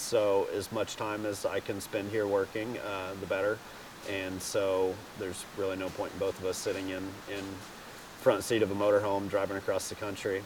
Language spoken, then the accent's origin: English; Greenville, Texas, United States; I'm from Greenville, Texas